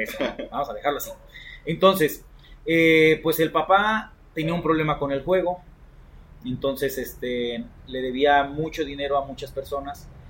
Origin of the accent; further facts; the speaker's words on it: Coatepec, Veracruz, Mexico; moved away; de allá de mi pueblo natal, como saben, yo soy de Coatepec, la tierra donde se produce el mejor café del mundo